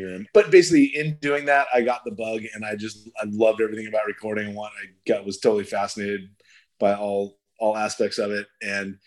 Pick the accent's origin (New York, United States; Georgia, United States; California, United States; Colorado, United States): California, United States; Yorba Linda; I grew up in Yorba Linda